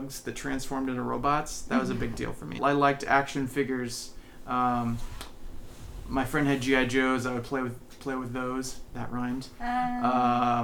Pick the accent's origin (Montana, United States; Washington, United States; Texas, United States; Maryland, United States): Washington, United States; North Bend; also born or lived in San Jose, California; I grew up in North Bend. I spent my time there